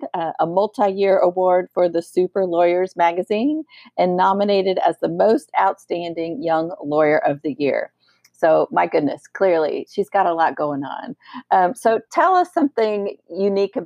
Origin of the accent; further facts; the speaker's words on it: Colorado, United States; moved away as an adult; now in Oklahoma, United States; I'm originally from Colorado and we moved here in January.